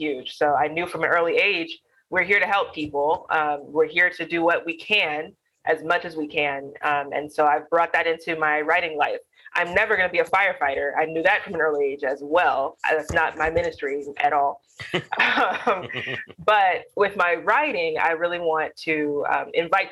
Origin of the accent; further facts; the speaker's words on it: Alabama, United States; I am Black. I am from Alabama